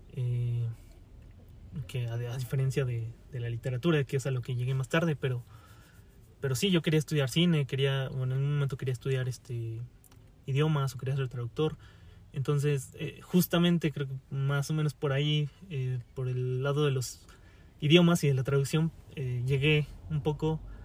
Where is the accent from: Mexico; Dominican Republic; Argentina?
Mexico; Pachuca, Hidalgo; moved away as an adult; also born or lived in Mexico City; me tuve que regresar a, Pachuca, que es eh, de donde yo soy, de Pachuca Hidalgo